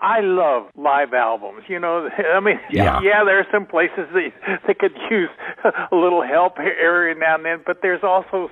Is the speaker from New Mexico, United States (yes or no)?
yes; Portales, New Mexico, United States; I grew up in Portales, New Mexico, which is 19 miles south of there.